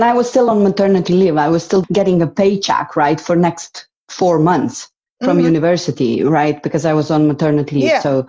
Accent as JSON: {"language": "English", "country": "Slovenia", "tie": "born or raised there", "first_language": "Slovene", "second_language": "English", "moved": "as an adult", "lives_now": "Sweden", "said": "my parents are from Bosnia and I was born and raised in Slovenia."}